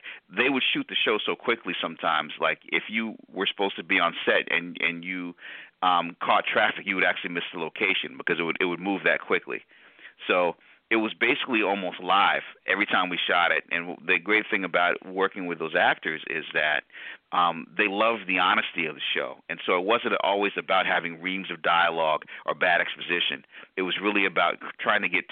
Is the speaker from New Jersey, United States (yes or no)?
no; Storrs, Connecticut, United States; also born or lived in New Haven, Connecticut; I was born in New Haven, grew up in Storrs, Connecticut